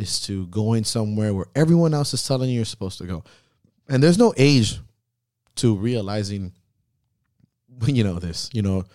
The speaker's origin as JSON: {"language": "English", "town": "Miami", "region": "Florida", "country": "United States", "tie": "born or raised there", "said": "growing up in Miami"}